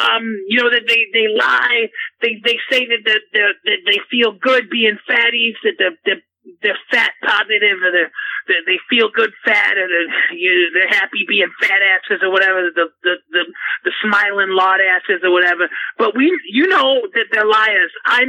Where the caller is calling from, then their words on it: New York City, New York, United States; I'm calling from New York City.